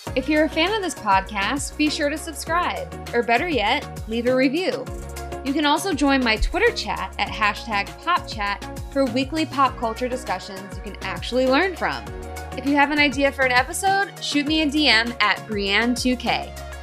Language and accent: English; South Florida, United States; I'm from South Florida